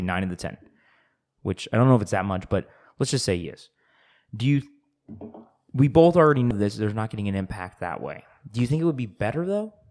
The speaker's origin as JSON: {"language": "English", "country": "United States", "said": "I'm an American"}